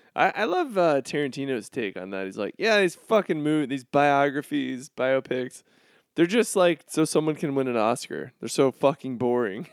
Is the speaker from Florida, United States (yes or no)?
yes; Florida, United States; now in Chicago, United States; I'm from Florida